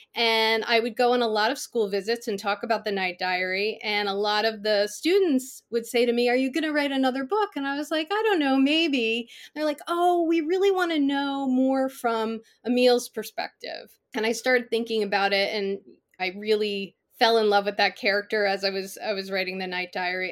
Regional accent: Connecticut, United States; I grew up in Connecticut

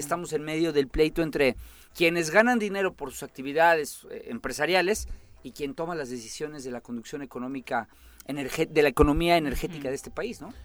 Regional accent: Morelos, Mexico

